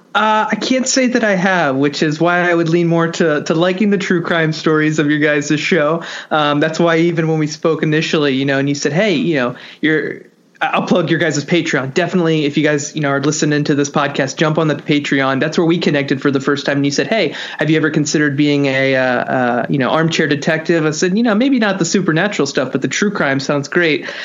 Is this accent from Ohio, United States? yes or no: yes; Cincinnati, Ohio, United States; moved away as an adult; now in New Jersey, United States; I'm originally from Cincinnati, Ohio, specifically the east side of town, Eastgate